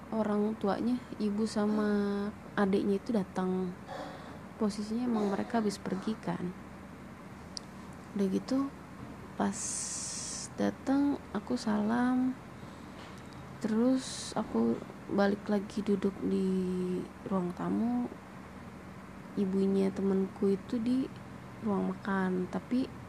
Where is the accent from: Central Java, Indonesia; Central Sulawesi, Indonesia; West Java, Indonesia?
West Java, Indonesia; Cirebon; Aku berasal dari kota Cirebon.